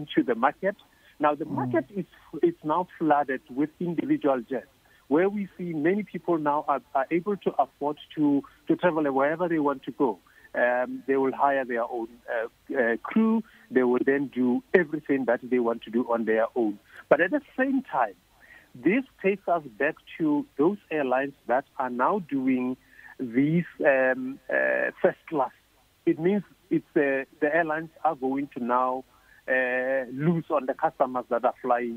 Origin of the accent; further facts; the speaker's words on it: Mahikeng, North West, South Africa; my hometown in Mafikeng